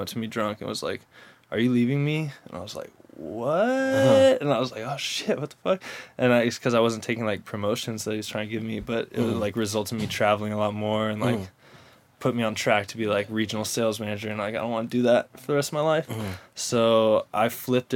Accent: San Diego, California, United States; also born or lived in Irvine, California; I grew up in North County, San Diego, pretty much my whole life

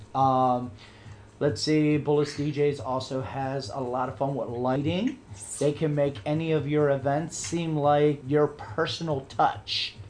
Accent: United States; as an American

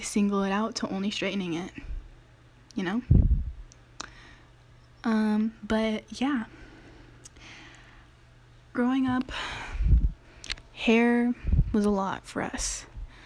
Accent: Daly City, California, United States; I went to a predominantly Asian middle school. If you know Daly City, it is the most populated place full of Filipinos

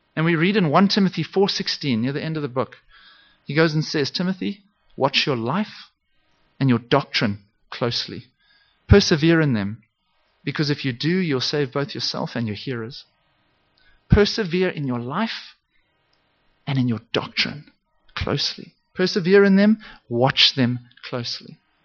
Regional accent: Zimbabwe; I, I grew up in Zimbabwe.

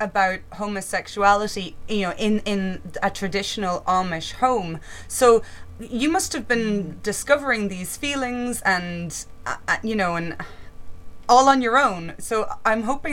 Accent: Ireland; now in Leeds, United Kingdom; I'm actually Irish, living in Leeds

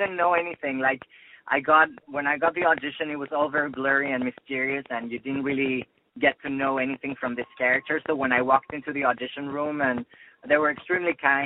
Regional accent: Mexico City, Mexico; moved away as an adult; also born or lived in Boston; now in Los Angeles, United States; I grew up in Mexico City. I'm half Spanish, half Mexican. My family from my mom's side is in Madrid. And but I grew up in Mexico City, but I went to university in Boston

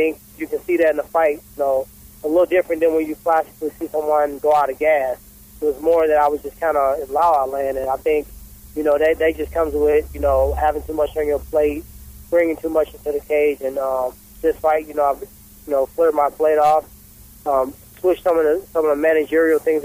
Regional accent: St. Louis, Missouri, United States; the St. Louis part, my hometown

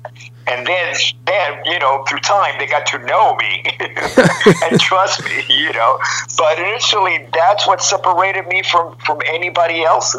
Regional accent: Miami, Florida, United States; moved away; also born or lived in Midwest / Hollywood; I grew up in Miami.

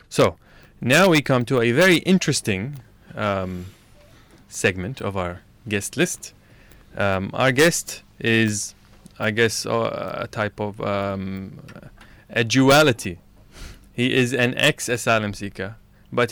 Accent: Iraq; now in Australia; I'm also originally from Iraq

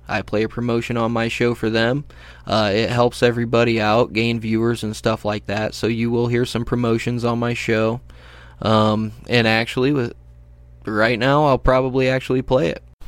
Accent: United States; I'm an American

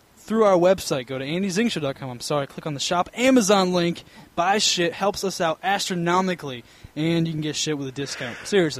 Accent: Boston, Massachusetts, United States; Because I'm from Boston, yo.

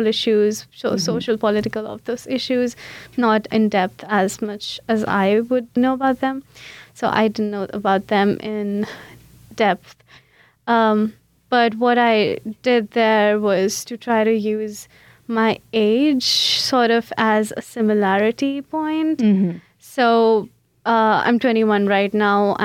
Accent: India; English is a second language; moved away as an adult; now in St. Louis, United States; I came from India. That's where I did my undergrad in. I was born and brought up there

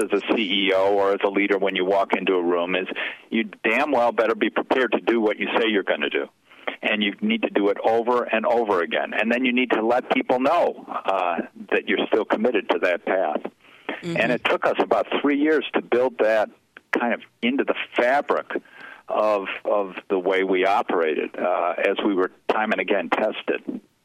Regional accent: Chicago, Illinois, United States; I grew up in Chicago

